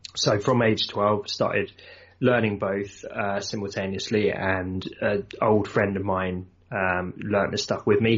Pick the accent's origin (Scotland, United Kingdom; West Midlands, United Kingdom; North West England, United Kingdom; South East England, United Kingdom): South East England, United Kingdom; Surrey; I'm from south of London, so kind of Surrey area